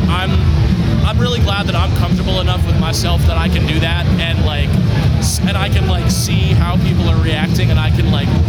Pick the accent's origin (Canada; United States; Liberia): United States; Reading, Pennsylvania; I'm from Reading, PA